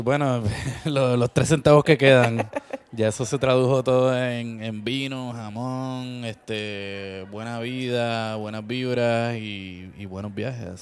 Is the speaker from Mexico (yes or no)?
no; Puerto Rico; creciendo en Puerto Rico